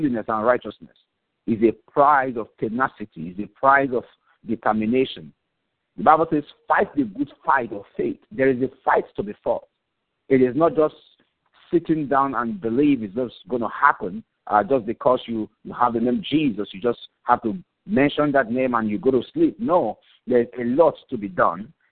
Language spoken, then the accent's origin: English; Nigeria; moved away as an adult; now in Port Elizabeth, South Africa; I'm originally from Nigeria, but I've been here in South Africa for a while now, for about 8 years now